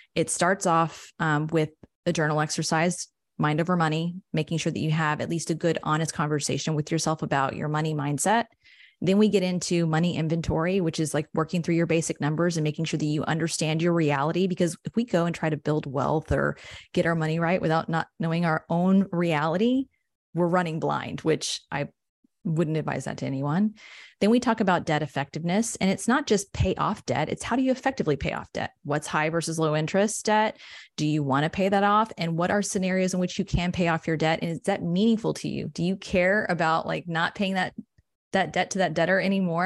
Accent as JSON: {"language": "English", "town": "San Angelo", "region": "Texas", "country": "United States", "tie": "born or raised there", "also_born_or_lived": "Austin", "said": "I'm from San Angelo. It's like a small central West Texas town"}